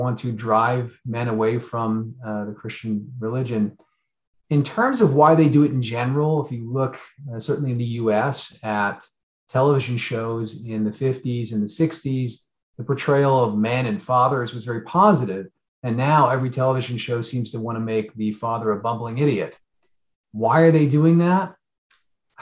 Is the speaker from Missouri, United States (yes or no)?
no; southern New Jersey, United States; moved away; also born or lived in New York City; I grew up in New Jersey, although on the southern side, but lived in New York for about 20 years.